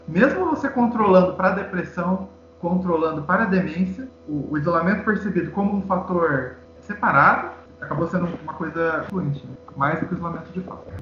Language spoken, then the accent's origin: Portuguese; Foz do Iguaçu, Paraná, Brazil; Na minha cidade natal aconteceu isso, em Foz do Iguaçu